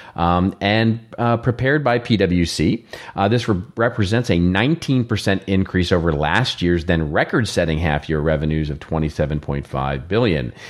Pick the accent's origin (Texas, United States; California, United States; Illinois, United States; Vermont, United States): Texas, United States; I'm from Texas